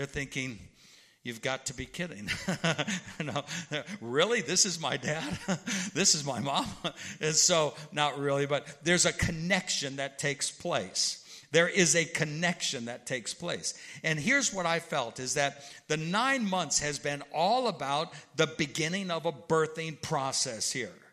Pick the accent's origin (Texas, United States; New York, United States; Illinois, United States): Illinois, United States; because I'm from Central Illinois and St. Louis and all that.